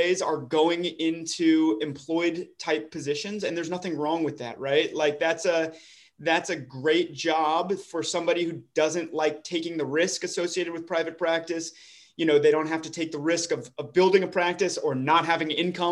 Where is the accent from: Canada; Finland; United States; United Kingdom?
United States; Dallas, Texas; moved away as an adult; I'm actually from the Dallas area originally